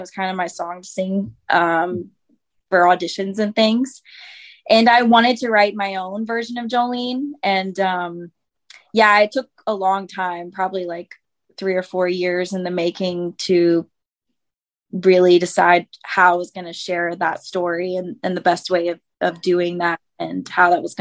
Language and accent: English; Winston-Salem, North Carolina, United States; I grew up in Winston-Salem, North Carolina